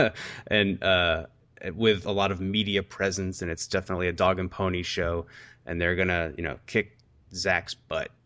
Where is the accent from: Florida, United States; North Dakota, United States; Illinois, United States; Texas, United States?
Illinois, United States; Chicago; my hometown is Chicago